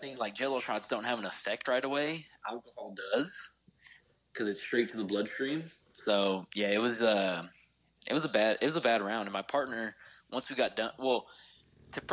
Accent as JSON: {"language": "English", "town": "Dallas", "region": "Texas", "country": "United States", "tie": "born or raised there", "also_born_or_lived": "Tyler, Texas", "said": "I grew up in Dallas, moved to Tyler"}